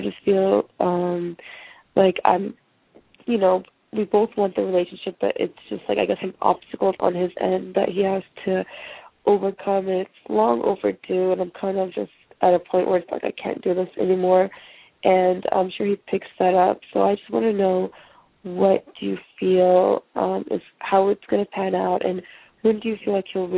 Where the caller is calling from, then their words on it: California, United States; I'm calling from California.